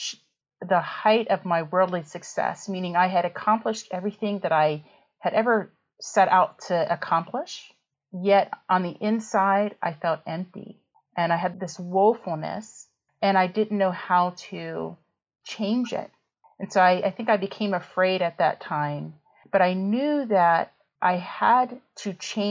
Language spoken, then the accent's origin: English; West Virginia, United States; moved away as an adult; also born or lived in Iowa; In my hometown. I'm from West Virginia and I went to WVU for my undergrad in biology